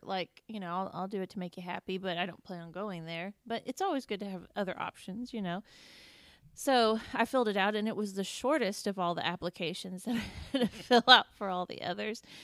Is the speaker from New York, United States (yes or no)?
no; Indiana, United States; moved away as an adult; also born or lived in Kentucky; I grew up in Indiana